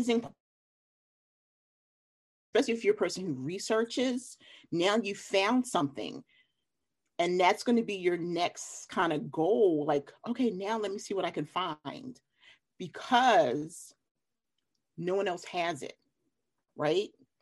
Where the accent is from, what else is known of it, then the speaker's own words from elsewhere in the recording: Philadelphia, Pennsylvania, United States; also born or lived in Delaware; now in North Carolina, United States; from Philly